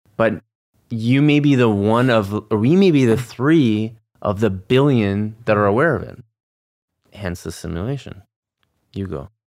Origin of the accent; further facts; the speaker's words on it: Canada; we're Canadian